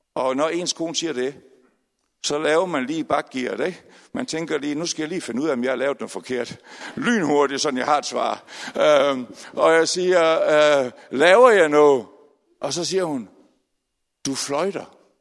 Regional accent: Aalborg, North Denmark Region, Denmark; moved away; jeg er født i Aalborg, desværre flyttet til andre steder i landet

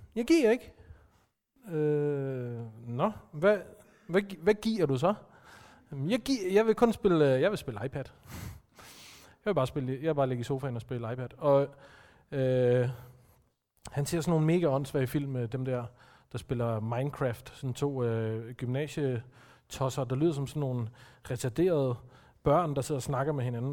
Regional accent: Denmark; Vi er som danskere

